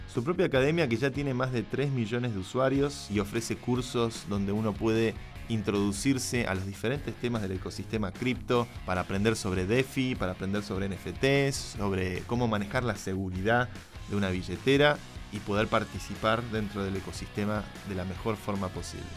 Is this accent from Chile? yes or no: no; Argentina; now in Madrid, Spain; como argentino